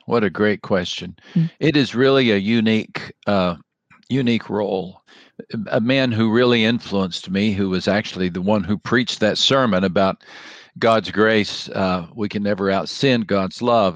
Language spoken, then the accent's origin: English; West Texas, United States; I grew up in West Texas